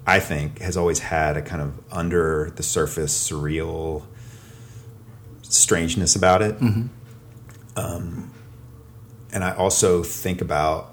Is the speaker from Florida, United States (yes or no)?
no; Atlanta, Georgia, United States; moved away as an adult; also born or lived in Boston; now in Athens, United States; I grew up in Atlanta